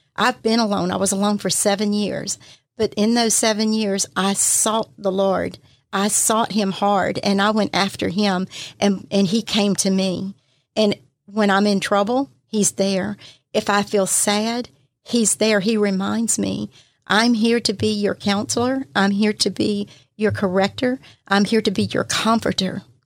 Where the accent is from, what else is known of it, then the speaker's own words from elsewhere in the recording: Pascagoula, Mississippi, United States; also born or lived in Plaquemine, Louisiana; I've been here all my life, was raised in Pascagoula